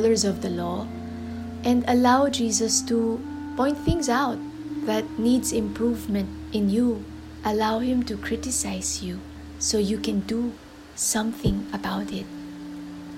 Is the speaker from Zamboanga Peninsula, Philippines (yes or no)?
no; Metro Manila, Philippines; I am from the Philippines, from Metro Manila.